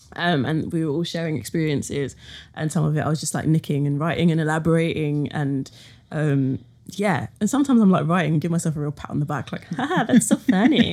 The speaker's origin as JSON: {"language": "English", "region": "London", "country": "United Kingdom", "tie": "born or raised there", "said": "being like a young woman born in London"}